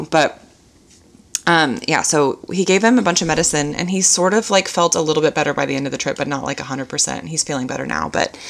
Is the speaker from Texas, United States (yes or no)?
yes; Houston, Texas, United States; I love my hometown. It's a beautiful culture.